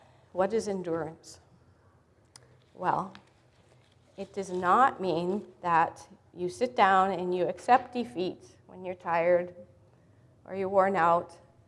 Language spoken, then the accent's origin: English; Sudan; born there; also born or lived in Africa; I grew up as a missionary kid in Africa. I was born in Sudan back in the 1950s.